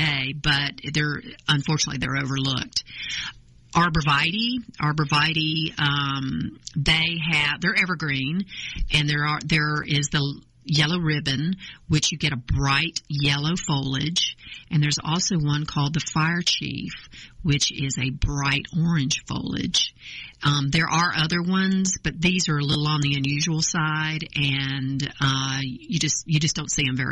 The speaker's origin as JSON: {"language": "English", "region": "North Carolina", "country": "United States", "moved": "yes", "lives_now": "Georgia, United States", "said": "I'm originally from North Carolina, which this is where I acquired this charming accent, and I've lived in Georgia since 1982."}